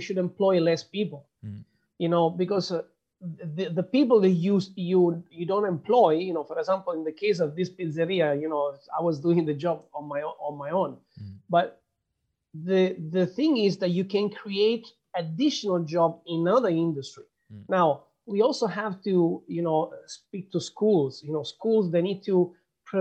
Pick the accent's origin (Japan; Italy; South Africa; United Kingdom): Italy; moved away; I'm from Italy